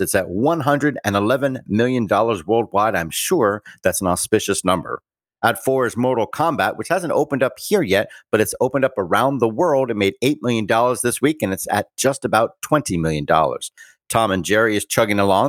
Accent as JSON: {"language": "English", "country": "Bermuda", "tie": "born or raised there", "said": "I was born in Bermuda. I am a British subject, colonial born"}